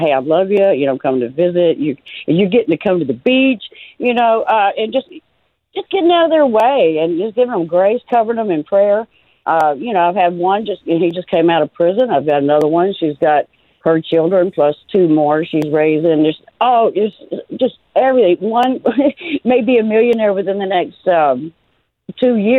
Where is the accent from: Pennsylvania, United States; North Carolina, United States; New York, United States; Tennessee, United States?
Tennessee, United States; moved away; I'm from Tennessee